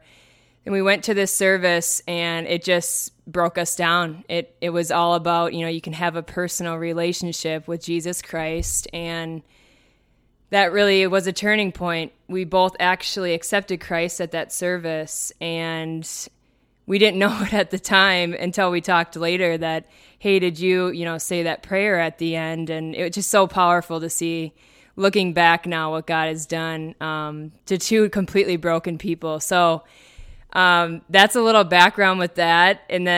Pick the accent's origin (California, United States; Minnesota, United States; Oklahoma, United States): Minnesota, United States; So first off … I was born and raised here in Minnesota, and I love it here, even though it's very cold.